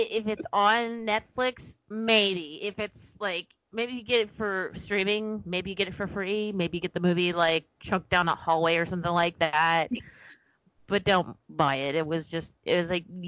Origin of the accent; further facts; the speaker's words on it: Texas, United States; I'm from Texas